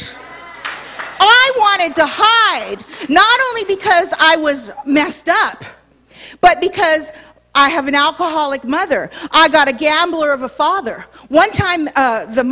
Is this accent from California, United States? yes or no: yes; Los Angeles, California, United States; Born and raised in Hollywood.